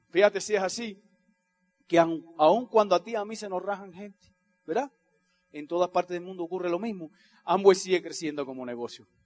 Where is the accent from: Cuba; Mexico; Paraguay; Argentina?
Cuba; born there; Leite y yo nacimos en Cuba, ¿verdad?